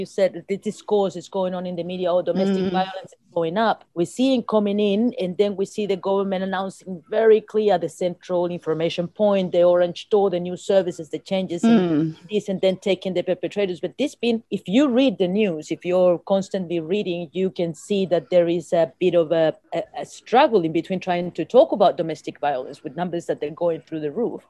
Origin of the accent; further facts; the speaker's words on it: Chile; moved away; I come from Chile